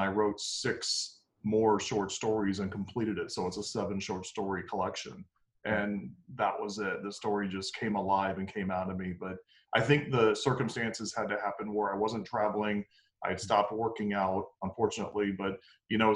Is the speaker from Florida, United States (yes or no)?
yes; Tampa, Florida, United States; I'm actually born and raised here in Tampa, Florida